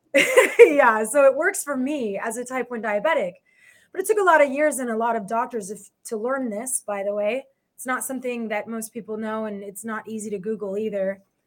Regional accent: Los Angeles, California, United States; I am from Los Angeles.

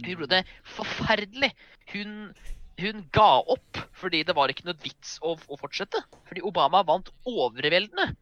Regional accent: Norway; vi spesifikt som nordmenn

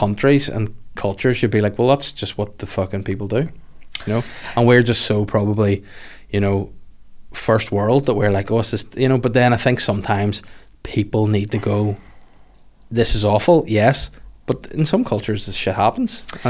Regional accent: Northern Ireland, United Kingdom; coming from Northern Ireland of all places

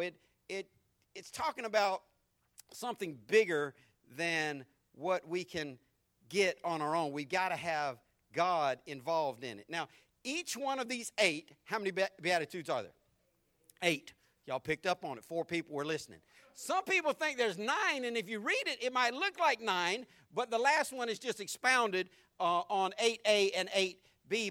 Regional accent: Jacksonville, Florida, United States; when I was growing up in Jacksonville

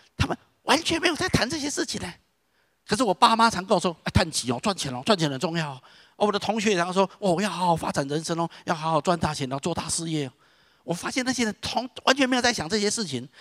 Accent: Taiwan; 我是土生土长的台湾人

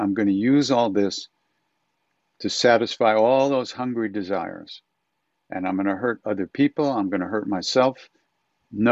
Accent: Long Island, New York, United States; also born or lived in India; me growing up on Long Island

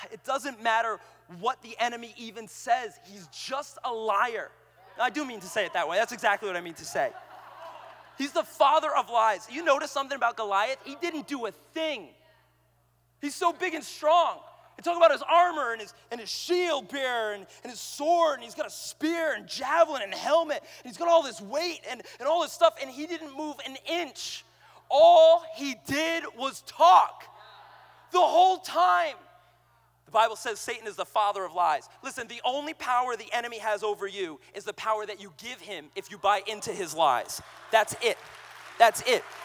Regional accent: Boston, Massachusetts, United States; I'm from Boston.

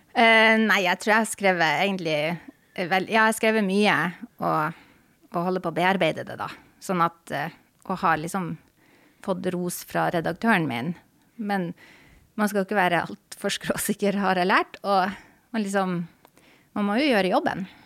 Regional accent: Tromsø, Troms, Norway; moved away as an adult; also born or lived in Honningsvåg, Finnmark; now in Oslo, Norway; hele tida når jeg gikk på skole, så var det i Tromsø by. Så jeg er på en måte Tromsø-jente.

